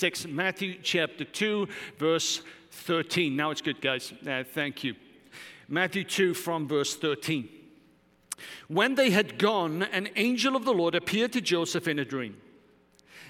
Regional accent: Wales, United Kingdom; moved away; I'm Welsh.

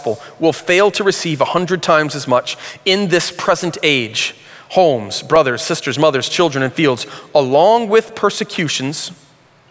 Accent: Flint, Michigan, United States; When I was in high school, I grew up in Flint.

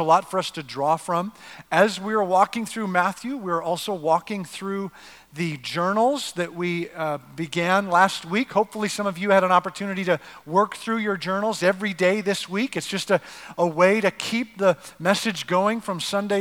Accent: Canada; now in United States; I'm not actually American. I'm a North American. I'm Canadian

